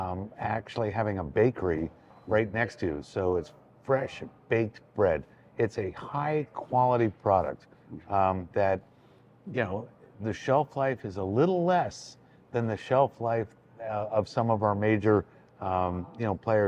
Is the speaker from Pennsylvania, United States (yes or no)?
yes; the Poconos, Pennsylvania, United States; when I was growing up in the Poconos, I worked at a resort